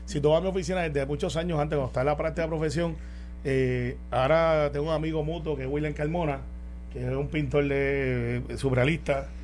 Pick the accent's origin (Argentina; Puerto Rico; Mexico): Puerto Rico; somos puertorriqueños